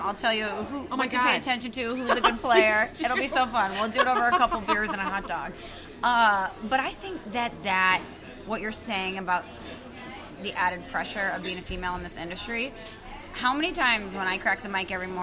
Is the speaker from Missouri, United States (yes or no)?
yes; St. Louis, Missouri, United States; I'm from St. Louis